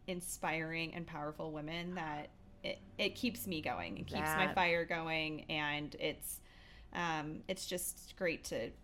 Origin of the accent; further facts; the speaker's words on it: Chicago, Illinois, United States; moved away as an adult; now in Denver, United States; So I'm originally from Chicago. I moved to Denver 3.5 years ago.